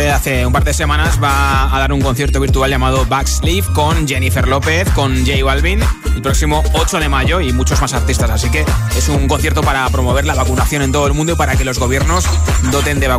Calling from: Seville, Andalusia, Spain; de Sevilla

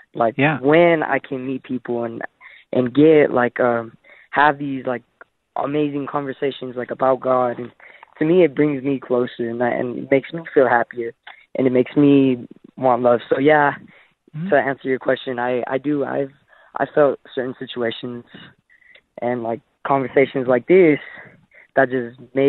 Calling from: Farmington, New Mexico, United States; Yeah, well, I'm calling in from Farmington, New Mexico

